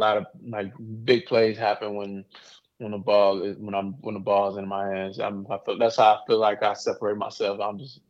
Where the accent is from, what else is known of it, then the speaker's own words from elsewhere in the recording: Charlotte, North Carolina, United States; growing up in Charlotte, seeing it my whole life